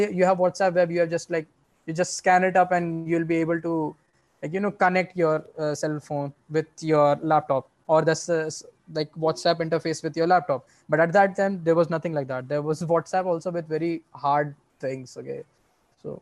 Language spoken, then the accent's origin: English; India; We as an Indian